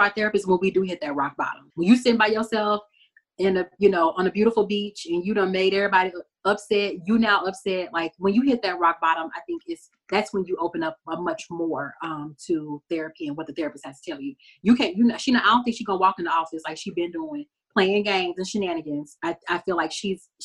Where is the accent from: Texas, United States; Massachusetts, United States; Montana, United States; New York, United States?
Texas, United States; I'm from Texas.